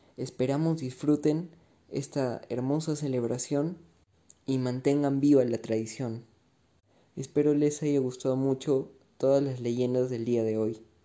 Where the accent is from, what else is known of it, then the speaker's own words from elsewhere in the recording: Arequipa, Peru; Como todo un arequipeño, seguramente conocemos el puente Bolognesi y lo transcurrimos constantemente